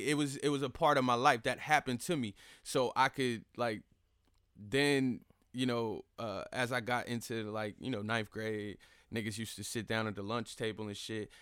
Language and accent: English; Fayetteville, North Carolina, United States; also born or lived in Charlotte, North Carolina; I'm born and raised in the Vale. I was born at K-Fair